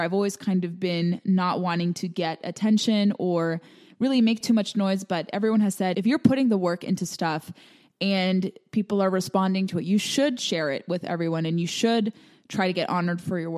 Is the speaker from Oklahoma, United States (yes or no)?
no; California, United States; I grew up in California where we had so much dry brush